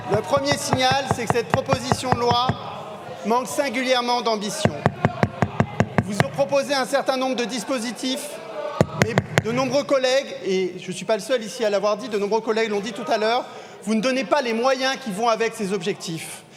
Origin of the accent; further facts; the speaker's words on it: Marseille, Provence-Alpes-Côte d'Azur, France; en tant que Marseillais, connaissant bien la, situation de, de l'habitat qui doit être réhabilité à Marseille